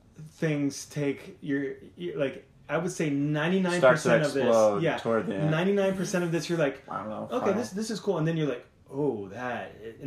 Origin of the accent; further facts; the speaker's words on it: Colorado Springs, Colorado, United States; I was born in Colorado Springs, by the way.